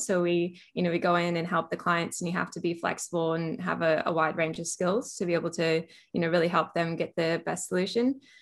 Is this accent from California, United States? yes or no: yes; California, United States; moved away as an adult; also born or lived in Australia; now in Melbourne, Australia; I am originally from California, so I was born and raised in California, went to university there